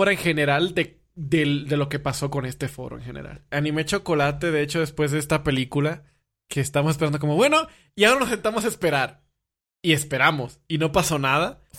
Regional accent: Dominican Republic; Ah, eres de Venezuela, yo soy dominicana. Ah, qué padre, tenemos acentos parecidos.

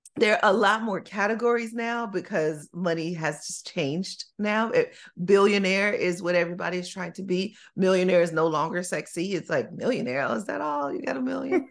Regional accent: Chicago, Illinois, United States; When I was growing up in Chicago

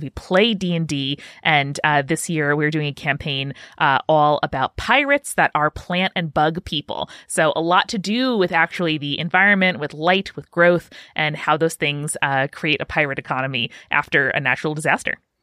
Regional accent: New York, United States; I'm from New York, and I spent a, a large portion of my school year driving to school in the darkness

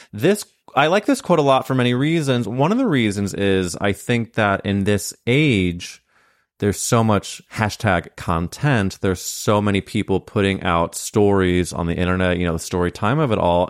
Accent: Midwest, United States; moved away; I came from a very conservative place when you really look at it, it came from the Midwest

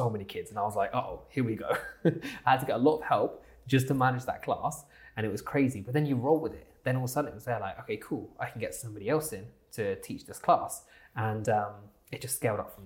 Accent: Southampton, South East England, United Kingdom; So I'm from Southampton, so a little place called Southampton

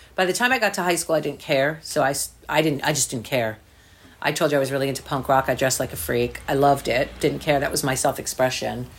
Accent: New Jersey, United States; I grew up in New Jersey

